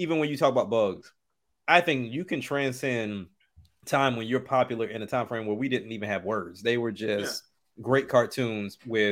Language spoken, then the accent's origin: English; the South, United States; I'm from the South